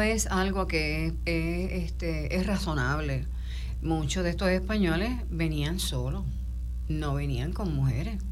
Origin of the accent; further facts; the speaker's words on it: Puerto Rico; muchos de los puertorriqueños